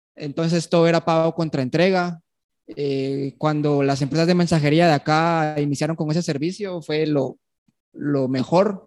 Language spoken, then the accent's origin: Spanish; Guatemala City, Guatemala Department, Guatemala; yo nací aquí en Guatemala, en la ciudad